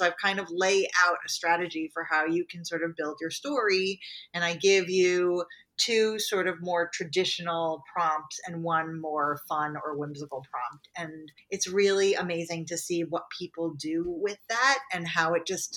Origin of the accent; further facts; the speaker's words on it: New York, United States; we're both from New York